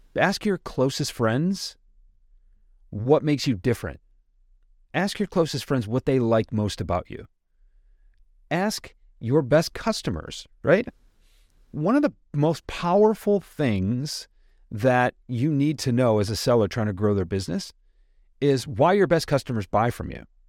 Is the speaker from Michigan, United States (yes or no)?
yes; suburb of Detroit, Michigan, United States; I'm a guy from the Midwest. I grew up in a suburb of Detroit